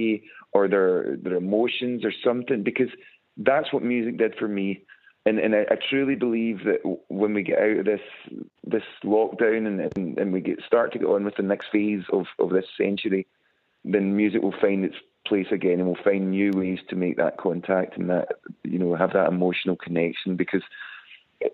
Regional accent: West Coast of Scotland, United Kingdom; we're from the West Coast of Scotland.

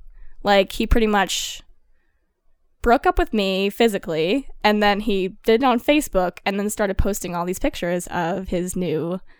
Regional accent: Colorado, United States; I'm from Colorado originally.

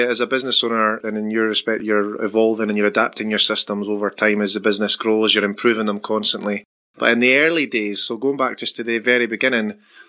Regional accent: Scotland, United Kingdom; now in Perth, Australia; obviously I'm from Scotland, and I moved here

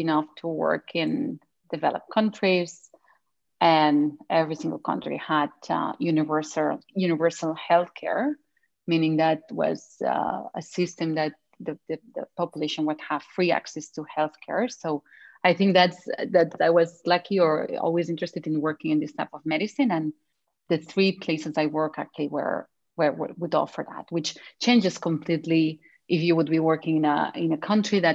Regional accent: Spain; moved away as an adult; also born or lived in United Kingdom; now in Canada; I am from Spain

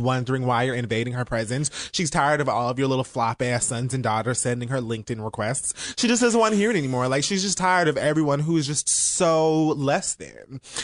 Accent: Miami, Florida, United States; I'm from Miami

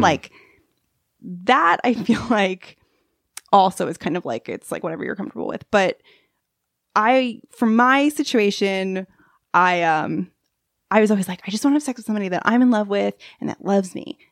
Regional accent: Long Island, New York, United States; I'm from Long Island

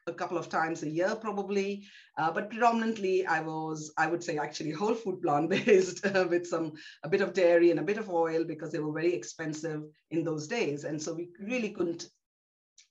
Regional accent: Kolkata, West Bengal, India; also born or lived in South India; I'm South Indian by birth, but actually grew up in Calcutta, or Kolkata as it is known.

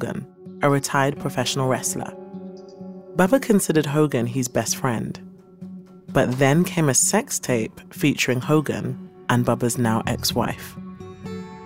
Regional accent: London, United Kingdom; accent: British; born and raised in East London

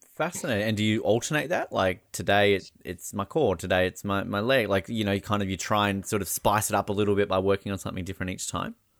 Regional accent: Australia; as an Australian

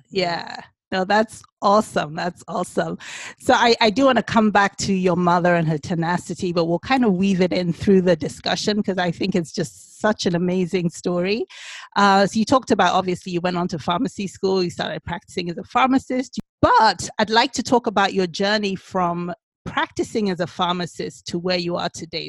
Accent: Nigeria; we're Igbo, we're Nigerian

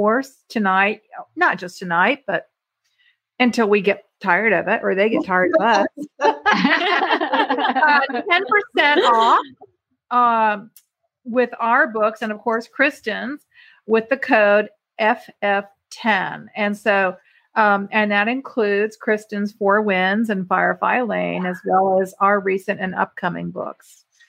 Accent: Ireland; Okay, so we have a few, which I'm Irish, so.

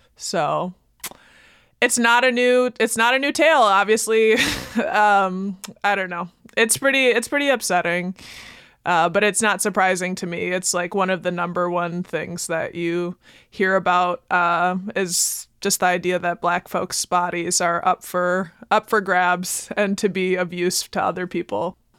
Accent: Baraboo, Wisconsin, United States; growing up in Baraboo

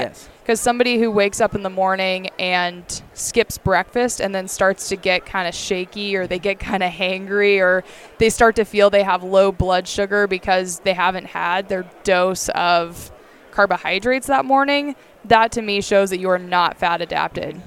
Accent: Bird Creek, Alaska, United States; also born or lived in Bellingham; I was born and raised in Bird Creek, Alaska, which is where I still call home today

